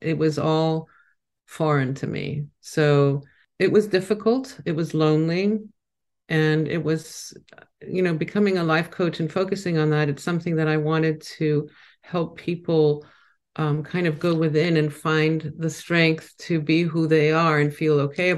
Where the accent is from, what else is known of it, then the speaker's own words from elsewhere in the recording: Mykonos, South Aegean, Greece; also born or lived in New York, United States; I was born in New York, but I was raised on a small island in Greece, Mykonos. Everybody knows it now. Nobody knew it then. Without electricity, with a donkey being our main method of transportation from town to the countryside. But, you know, my parents weren't Greek.